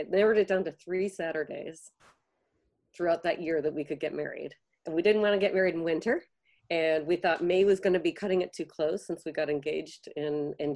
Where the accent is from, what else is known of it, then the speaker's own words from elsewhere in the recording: Chicago, Illinois, United States; moved away; Hubbard Street Dance Chicago, a company that I had grown up with watching and back in my hometown